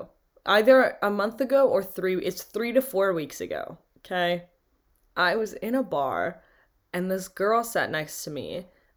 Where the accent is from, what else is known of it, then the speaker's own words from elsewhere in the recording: Green Bay, Wisconsin, United States; I'm from Green Bay.